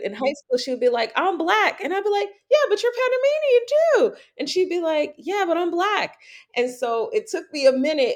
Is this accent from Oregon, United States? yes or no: no; New York, United States; moved away; growing up in New York, everybody thought my whole life I was Puerto Rican